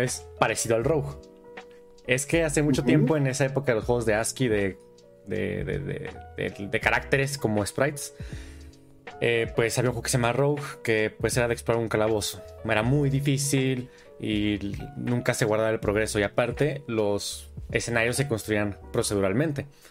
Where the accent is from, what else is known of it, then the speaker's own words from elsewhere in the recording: southern Michoacán, Mexico; Yo soy del estado de Michoacán